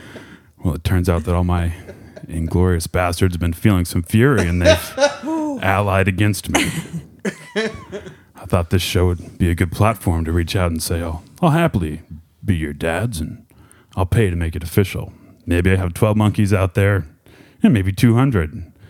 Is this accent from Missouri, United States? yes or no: yes; Springfield, Missouri, United States; moved away; also born or lived in California; When I got done in Springfield, I moved to California.